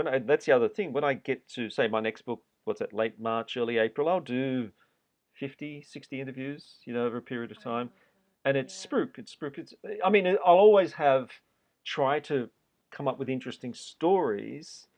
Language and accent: English; Australia; moved away as an adult; also born or lived in New York; being Australian.